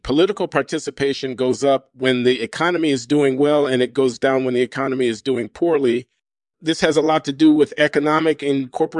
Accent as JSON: {"language": "English", "town": "Baltimore", "region": "Maryland", "country": "United States", "tie": "born there", "said": "I was born in Baltimore, Maryland in 1953."}